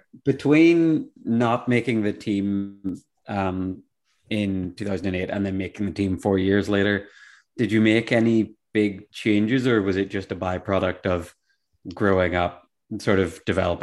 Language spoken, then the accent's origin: English; Ireland; as an Irishman